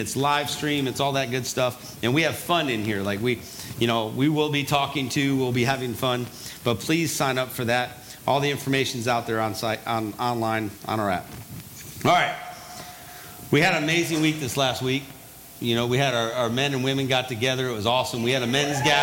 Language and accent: English; the North, United States; moved away; also born or lived in the South; I'm not originally from the South. I'm from the North, so I talk faster.